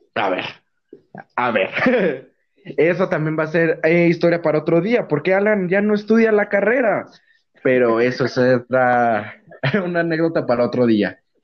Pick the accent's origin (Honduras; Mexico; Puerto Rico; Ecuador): Mexico; Mexico City; moved away; soy chilango